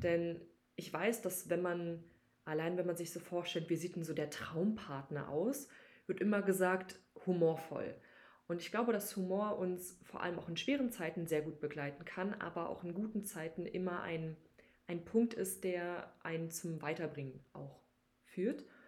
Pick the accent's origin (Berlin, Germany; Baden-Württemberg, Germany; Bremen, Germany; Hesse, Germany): Berlin, Germany; nicht in Berlin geboren, aber aufgewachsen. Deshalb würde ich schon sagen, dass Berlin auf jeden Fall meine Heimatstadt ist